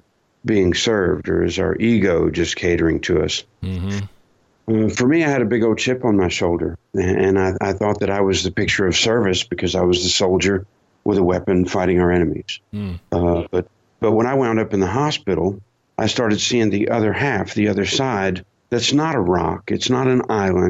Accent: United States; as an American fighting soldier

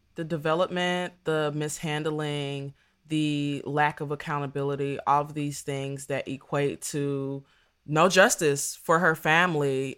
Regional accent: Dayton, Ohio, United States; I'm from Dayton, Ohio

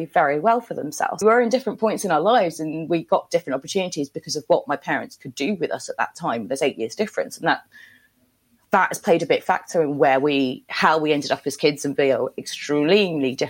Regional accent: London, United Kingdom; also born or lived in India / Tanzania / United States; now in Somerset, United Kingdom; We moved to London when I was 6 and a half

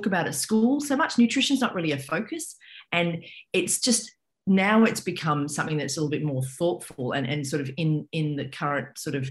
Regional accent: Australia; moved away as an adult; now in New York, United States; I am by descent, I'm Australian. So I grew up in Australia

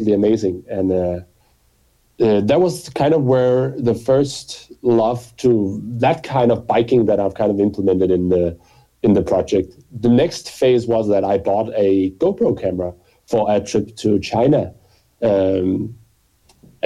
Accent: Copenhagen, Capital Region of Denmark, Denmark; I grew up here in Copenhagen and have been living

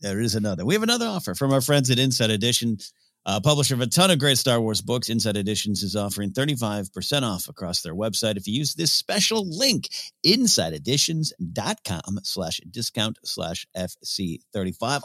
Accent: San Luis Obispo, California, United States; my hometown, uh, San Luis Obispo, Rio Grande, California

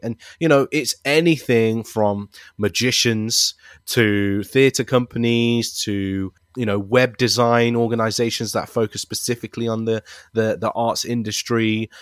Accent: Leicester, East Midlands, United Kingdom; I'm also very proud to be a British Asian, born and raised in Leicester

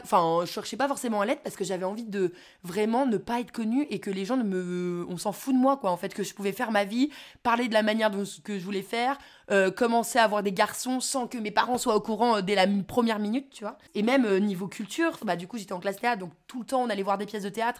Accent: Courchevel, Auvergne-Rhône-Alpes, France; on a toujours vécu à Courchevel

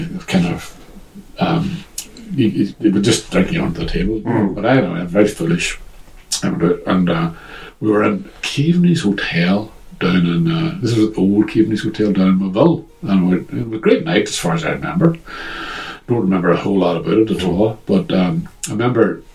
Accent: Derry, Northern Ireland, United Kingdom; I've talked about living in Craig and growing up in Craig

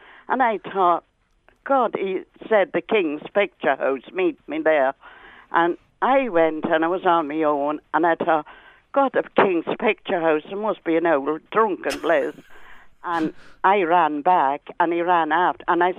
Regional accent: Ireland; moved away; I'm from Bowmean Bog

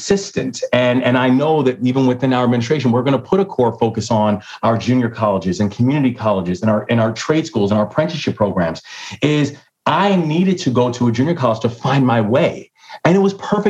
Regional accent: Baltimore, Maryland, United States; also born or lived in London; the Baltimore Sun, which is my hometown paper

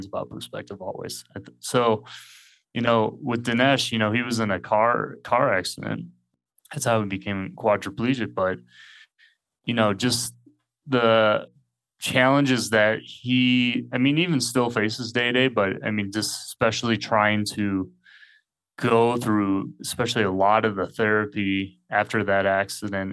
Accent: United States; moved away as an adult; also born or lived in England; now in Mexico; I'm originally from the States, but I haven't lived as an adult really in the States for most of my life

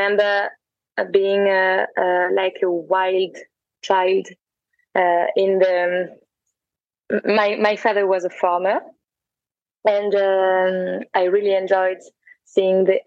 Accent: France; also born or lived in Paris; I grew up in France, and I was in Paris for a while, and now I'm traveling.

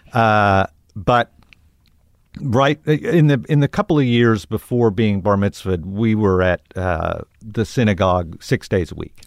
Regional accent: Tulsa, Oklahoma, United States; growing up in Tulsa

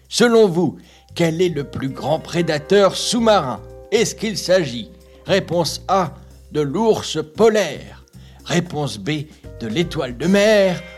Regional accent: Cameroon; j'ai 8 je suis camerounaise.

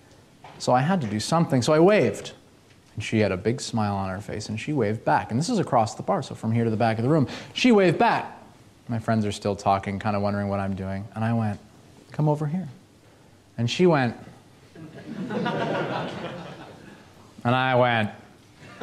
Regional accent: Boston, Massachusetts, United States; moved away; also born or lived in Los Angeles, California; I'm from Boston originally

